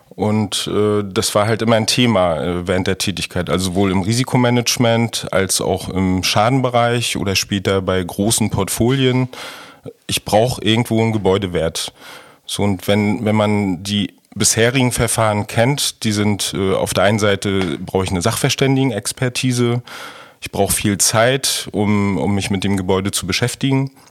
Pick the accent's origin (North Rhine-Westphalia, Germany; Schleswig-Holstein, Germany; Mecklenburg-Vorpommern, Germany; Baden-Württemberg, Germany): Mecklenburg-Vorpommern, Germany; Rostock; Ja, also ich komme komm aus Rostock.